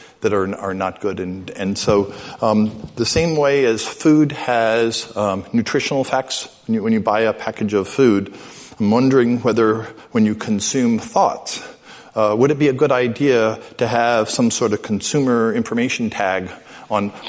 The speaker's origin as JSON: {"language": "English", "town": "New York City", "region": "New York", "country": "United States", "tie": "born or raised there", "also_born_or_lived": "Midwest", "said": "the exact age I was when I was growing up in New York City"}